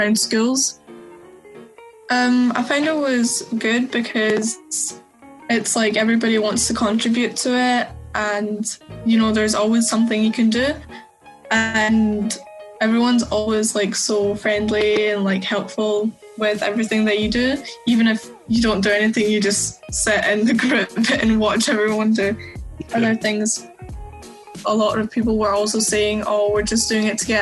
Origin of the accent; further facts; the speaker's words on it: Glasgow, Scotland, United Kingdom; I'm from Glasgow